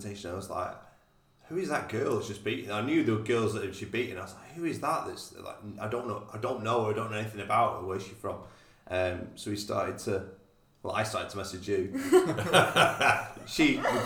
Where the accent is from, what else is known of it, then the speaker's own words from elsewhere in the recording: Croston, between Preston and Southport, North West England, United Kingdom; moved away as an adult; now in Liverpool, United Kingdom; So I was born in Preston. I grew up in a place called Crossan, which is kind of between Preston and Southport.